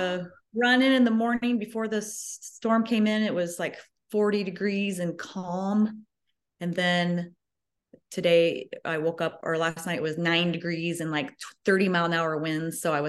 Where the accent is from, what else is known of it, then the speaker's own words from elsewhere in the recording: Ogden, Iowa, United States; I grew up about 30 minutes from where I live right now, so I haven't wandered too far. Small town of 2,000 people.